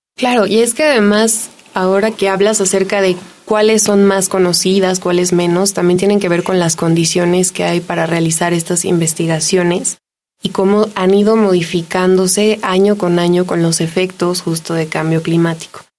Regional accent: Mexico

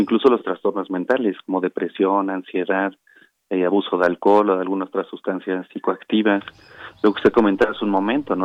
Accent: Mexico; todos somos mexicanos

